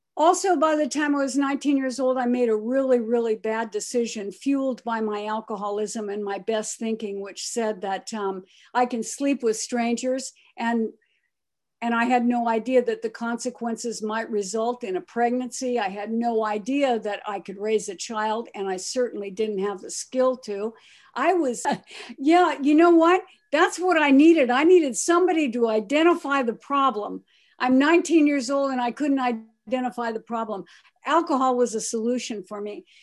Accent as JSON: {"language": "English", "town": "Pomona", "region": "California", "country": "United States", "tie": "born or raised there", "also_born_or_lived": "Akron, Ohio", "said": "my great-grandparents brought me by train to California, to Pomona, California, to raise me"}